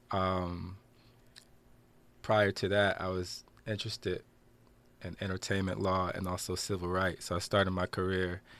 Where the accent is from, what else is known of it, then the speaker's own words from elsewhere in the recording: Passaic, New Jersey, United States; I'm from Passaic, New Jersey. Um, grew up in the Aspen Place projects. I always have to shout out Aspen, and uh, with my mom, Wanda, and my two older sisters.